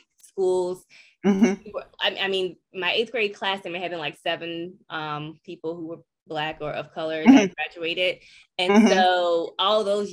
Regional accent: North Carolina, United States; growing up in North Carolina

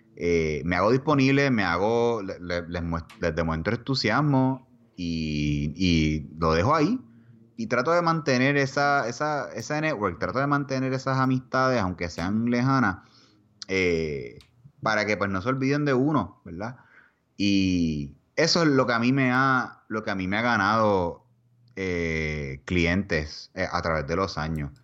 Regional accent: Puerto Rico; moved away as an adult; now in Texas, United States; en dos semanas nosotros nos fuimos de Puerto Rico.

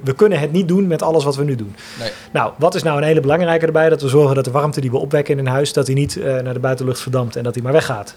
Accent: IJsselstein, Utrecht, Netherlands; also born or lived in Amsterdam / Eindhoven; zijn we uit Amsterdam verhuisd en in IJsselstein komen wonen

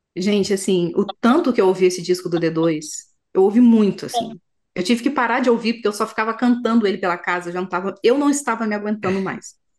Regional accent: Minas Gerais, Brazil; como mineira

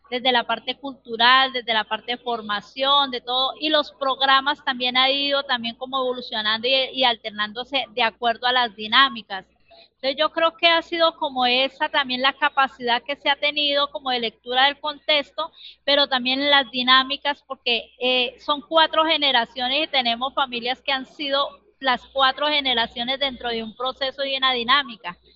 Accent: Bogotá, Colombia; born there; now in Barrancabermeja, Colombia; Yo nací en Bogotá, pero hace muchos años vivo en Barranca que ya me considero barranqueña.

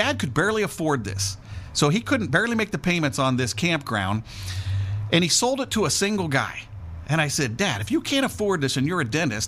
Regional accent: St. Louis, Missouri, United States; moved away; I grew up in the Midwest, just outside of St. Louis, Missouri.

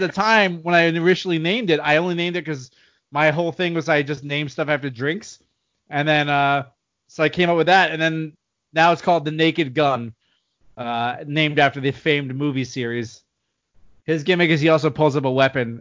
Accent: United States; I'm an American.

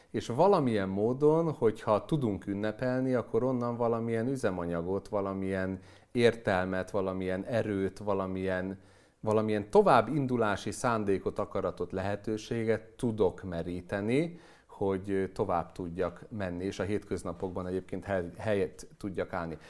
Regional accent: Hungary

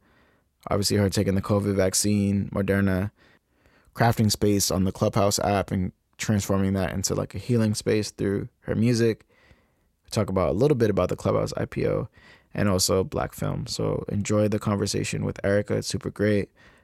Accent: New England, United States; I'm from New England. We don't talk about the Giants.

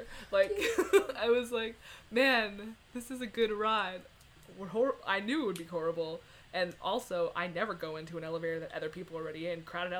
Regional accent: Canada; we're Canadian, and we don't do miles per hour.

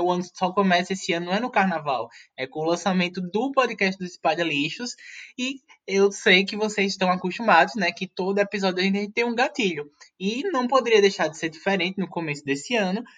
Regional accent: Pernambuco, Brazil; A gente, como pernambucano, está acostumado com frevo

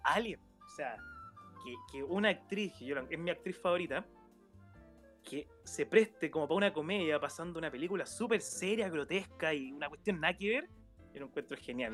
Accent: Concepción, Biobío, Chile; en Conce, que nosotros somos de Conce

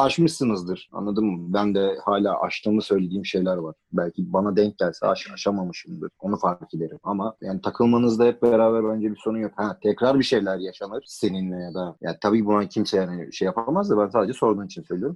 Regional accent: Istanbul, Turkey; also born or lived in United States / Canada; Ama ben Üsküdar'da doğdum. Burada büyüdüm.

